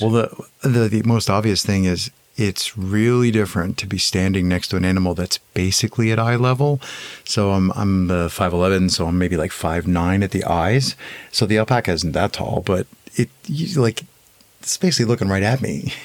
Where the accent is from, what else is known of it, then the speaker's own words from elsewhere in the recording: Eastern Pennsylvania, United States; I'm from Eastern Pennsylvania, about hour and a half west from New York City all the way over from the States